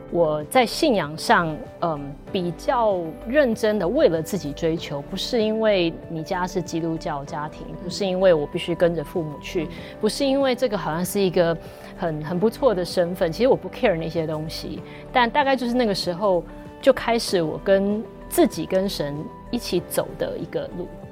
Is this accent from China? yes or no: no; Taiwan; also born or lived in United States; 我其实出生是在美国，因为我父母那时候在那边求学，然后工作，嗯。所以，呃，我在美国，但是我小学二年级就来台湾了，然后自此之后就是在台湾的学校念书，然后工作，一直到现在